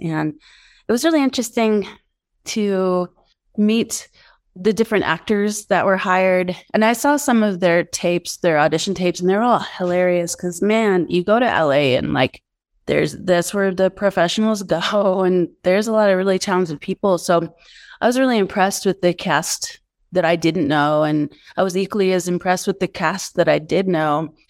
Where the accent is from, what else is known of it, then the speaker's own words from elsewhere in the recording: Denver, Colorado, United States; moved away as an adult; also born or lived in Santa Fe, New Mexico / Los Angeles; I grew up in Denver.